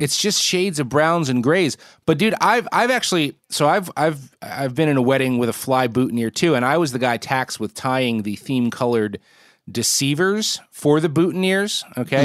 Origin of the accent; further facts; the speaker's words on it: Northeast, United States; where I grew up in the Northeast